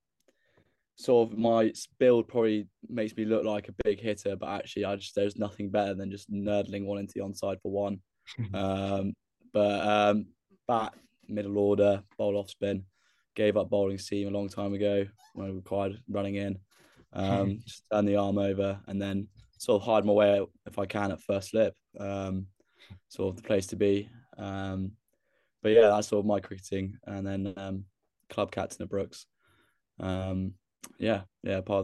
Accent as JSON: {"language": "English", "area": "Northamptonshire", "region": "East Midlands", "country": "United Kingdom", "said": "I'm from Northants"}